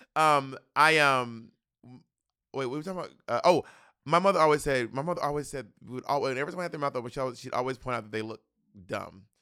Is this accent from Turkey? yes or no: no; United States; as an American